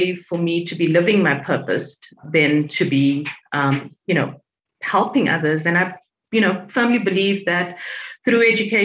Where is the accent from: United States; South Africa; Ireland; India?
South Africa; I'm from South Africa